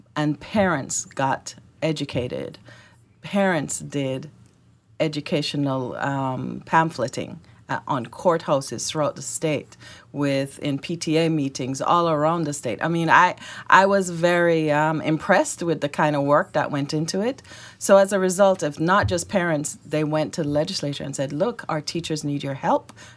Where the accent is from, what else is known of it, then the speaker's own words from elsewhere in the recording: Jamaica; accent: Jamaican; also born or lived in Florida / Georgia; now in Arkansas, United States; My accent is Jamaican. I migrated here with my family